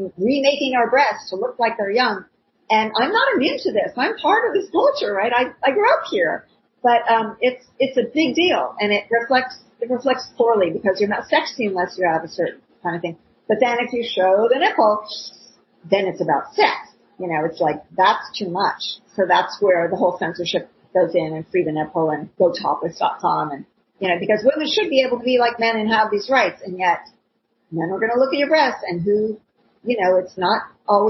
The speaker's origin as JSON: {"language": "English", "region": "Ohio", "country": "United States", "tie": "born or raised there", "said": "I grew up in Ohio"}